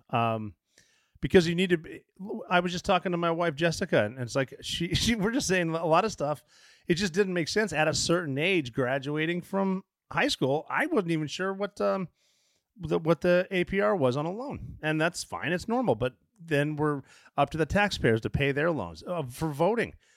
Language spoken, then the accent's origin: English; Oregon, United States; moved away; especially from Oregon. Like, the tallest building in my hometown is the Finland Hotel